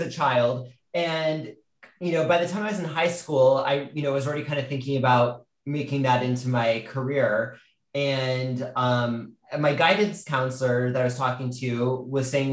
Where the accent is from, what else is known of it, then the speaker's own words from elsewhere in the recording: outside Detroit, Michigan, United States; I grew up in the Midwest. I grew up outside Detroit in Michigan